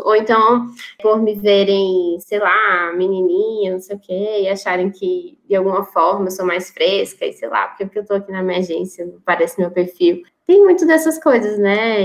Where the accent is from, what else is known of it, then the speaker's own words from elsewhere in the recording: Natal, Rio Grande do Norte, Brazil; moved away; eu não tenho medo de voltar para a minha cidade, para o meu estado